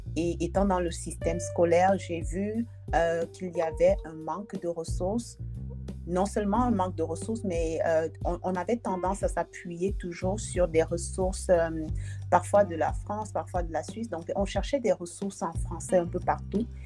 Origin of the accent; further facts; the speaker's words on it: Dschang, West, Cameroon; moved away as an adult; now in Canada; j'ai grandi à Tchang